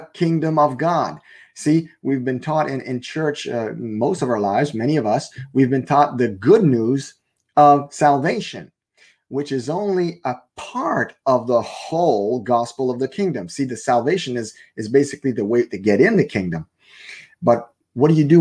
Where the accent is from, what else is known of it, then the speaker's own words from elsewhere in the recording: Canada; first language French; English is a second language; I'm a French Canadian. So my main language is French